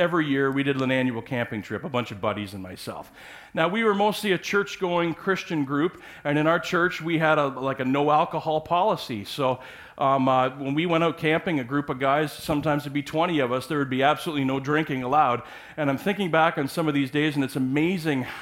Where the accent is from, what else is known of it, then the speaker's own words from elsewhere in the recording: Parry Sound, Ontario, Canada; I grew up on Georgian Bay in Parry Sound area